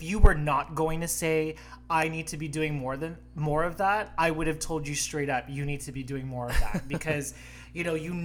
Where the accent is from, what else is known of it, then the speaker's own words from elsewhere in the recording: Canada; we are Canadians